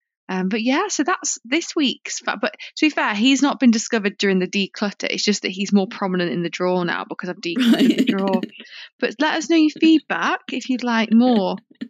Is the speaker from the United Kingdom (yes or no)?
yes; Bolton, North West England, United Kingdom; I'm from Bolton.